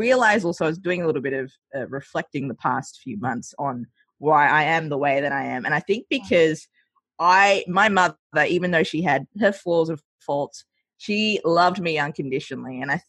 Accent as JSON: {"language": "English", "country": "Australia", "tie": "born or raised there", "also_born_or_lived": "Sri Lanka", "said": "I grew up in Australia, I see a lot of my values colored by Australian culture. So when I moved over, yeah, hence the accent as well."}